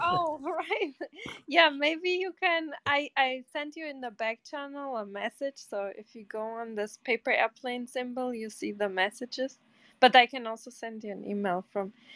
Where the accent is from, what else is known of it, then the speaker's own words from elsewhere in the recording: Portugal; moved away; I'm from Portugal